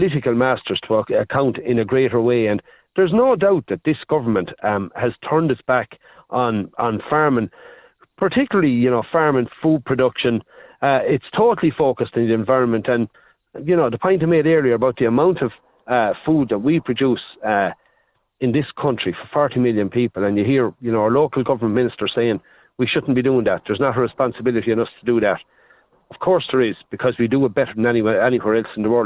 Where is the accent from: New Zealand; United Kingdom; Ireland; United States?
Ireland; Ballinakill, Leinster; I'm from the Ballinakil area, the Abbey Leaks, Ballinakil. Spink is, it's my home area